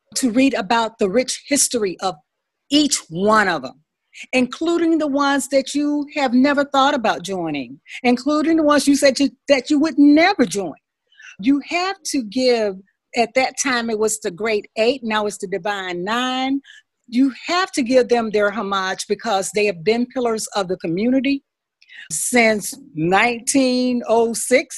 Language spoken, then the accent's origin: English; Tuscaloosa, Alabama, United States; now in Detroit, United States; I'm calling in from Detroit, Michigan, by way of Tuscaloosa, Alabama